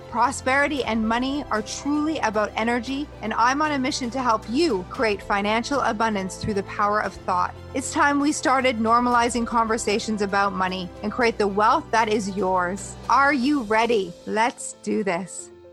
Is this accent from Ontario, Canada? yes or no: yes; Stratford, Ontario, Canada; created a food festival in my hometown called Savor Stratford back in two thousand and eight